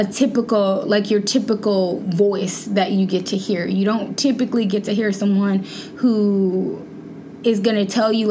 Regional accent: Shreveport, Louisiana, United States; I'm from Shreveport, Louisiana, as you know, and they used to call like the area that I'm from like Southern Oklahoma

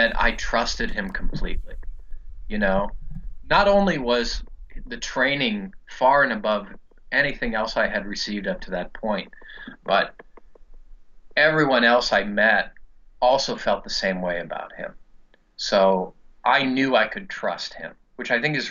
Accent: Muscatine, Iowa, United States; moved away as an adult; also born or lived in East Coast; now in Ireland; I'm from Muscatine

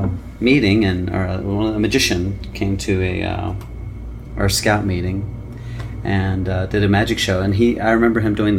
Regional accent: Cincinnati, Ohio, United States; Cincinnati, Ohio.

